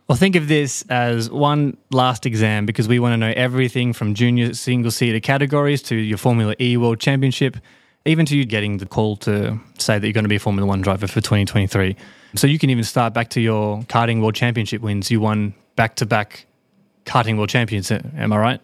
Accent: Australia; moved away; I'm an Aussie

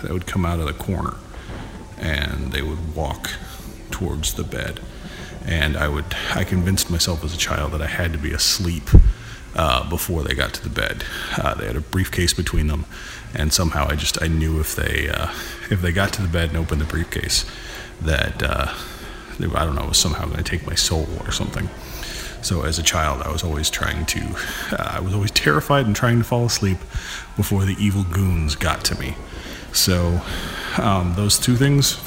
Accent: Lompoc, California, United States; the house that I was born into in Lompoc, California.

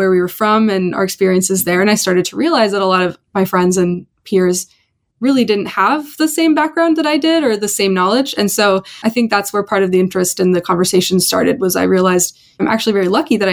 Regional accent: Bay Area, California, United States; I was growing up in the Bay Area

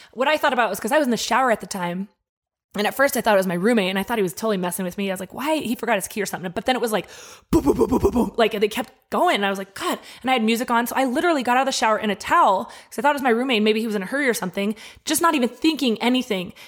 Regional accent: Denver, Colorado, United States; moved away as an adult; now in Albuquerque, United States; I grew up in Denver.

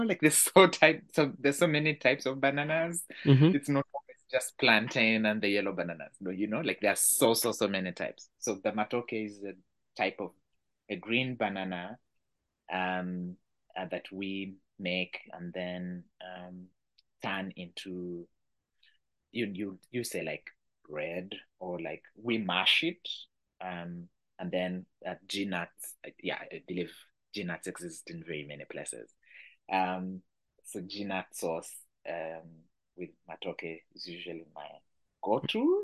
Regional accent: Uganda; I'm from Uganda

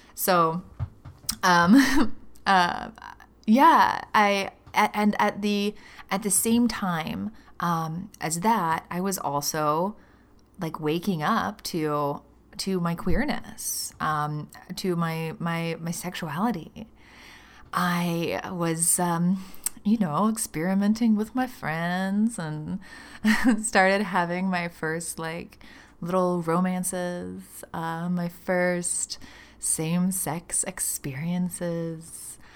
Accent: Birmingham, Alabama, United States; moved away as an adult; I grew up in Birmingham, Alabama. I lived there for the first twenty-two years of my life

